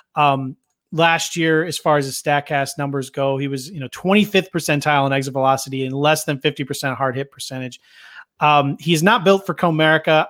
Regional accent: Philadelphia, Pennsylvania, United States; I grew up here around Philadelphia.

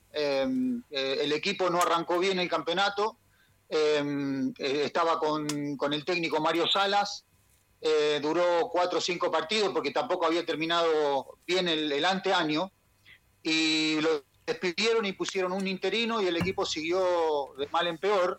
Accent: Quilmes, Buenos Aires Province, Argentina; also born or lived in Avellaneda / Saladillo; now in Chile; Yo, yo nací en Avellaneda. Ah. Eh, y viví en Quilmes toda mi ah, infancia

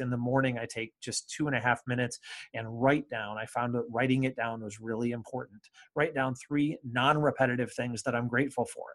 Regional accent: Comstock, Michigan, United States; also born or lived in Ann Arbor, Michigan / Maryland / Indiana; I'm from Michigan. I suppose all various parts of Michigan. I grew up on the west side in the Kalamazoo area in a little town called Comstock

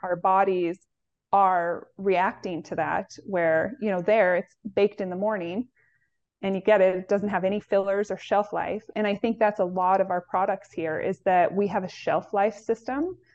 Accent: Pacific Northwest, United States; I grew up in the Pacific Northwest

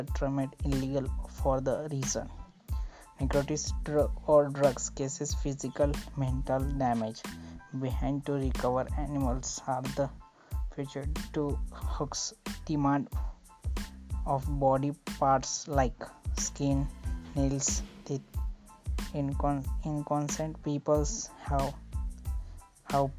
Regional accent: Maharashtra, India; I am from Maharashtra

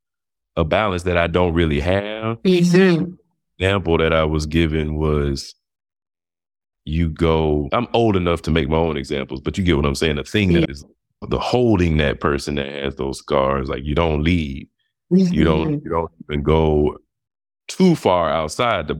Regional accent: Montgomery, Alabama, United States; also born or lived in Houston, Texas; we moved from Houston to Alabama, when I was about five

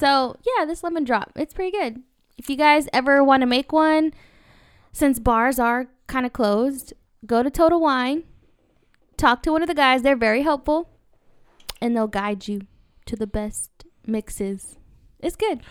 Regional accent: Irvine, California, United States; I grew up in Irvine all my life

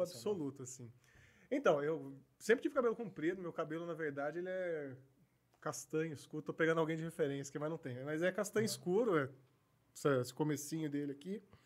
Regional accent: Paulínia, São Paulo, Brazil; also born or lived in Campinas; Eu nasci em Campinas, mas assim, já fui e voltei algumas vezes, mas sempre, sempre fiquei em Paulínia a maior parte da vida

